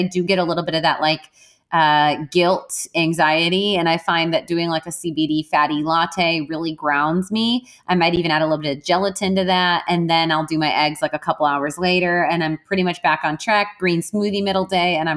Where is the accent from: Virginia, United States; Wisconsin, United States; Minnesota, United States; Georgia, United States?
Wisconsin, United States; I'm Irish and I'm from Wisconsin, and Wisconsinites, they drink, man